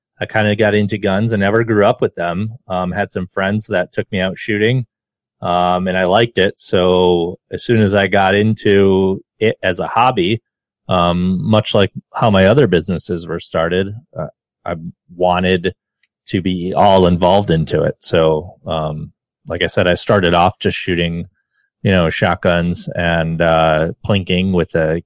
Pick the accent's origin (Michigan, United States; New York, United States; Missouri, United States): New York, United States; Rochester; also born or lived in Albany, New York; I grew up around here in Rochester, went to college in Albany, and came back